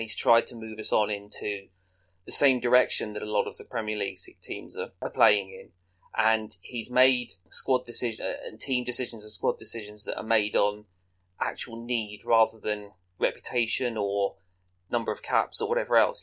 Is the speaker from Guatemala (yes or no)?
no; England, United Kingdom; as an Englishman